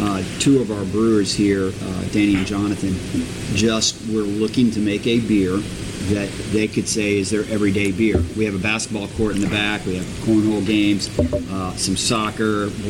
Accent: Kenner, Louisiana, United States; I grew up in Kenner. I grew up in Kenner.

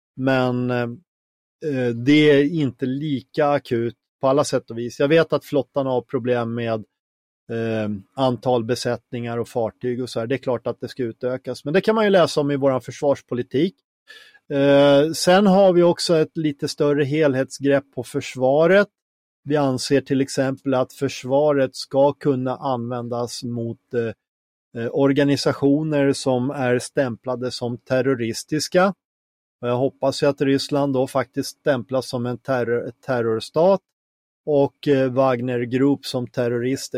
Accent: Finland; now in Sweden; som finne

